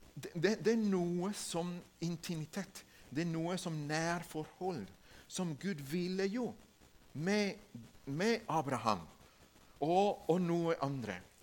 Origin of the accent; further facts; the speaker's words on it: Ecuador; Norwegian is a second language; moved away as an adult; now in Norway; Jeg kommer fra Ecuador.